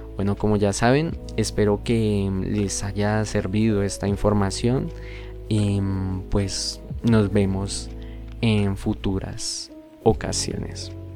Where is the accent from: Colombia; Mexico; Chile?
Colombia; nosotros como colombianos